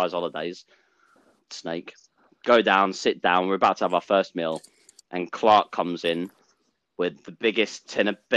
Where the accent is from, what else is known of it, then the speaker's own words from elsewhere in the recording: Essex, East of England, United Kingdom; I'm originally from Essex